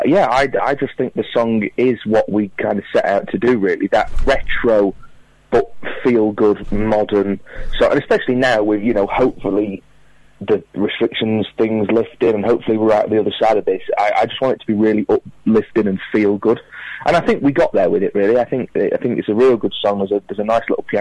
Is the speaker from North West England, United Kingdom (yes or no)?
yes; Crewe, North West England, United Kingdom; I'm playing my hometown theatre of the Crewe Lyceum